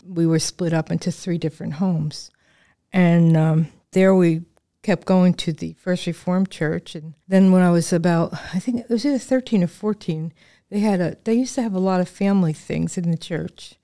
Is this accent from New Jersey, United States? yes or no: yes; Northern New Jersey, United States; moved away as an adult; now in Lancaster, United States; I was born in New Jersey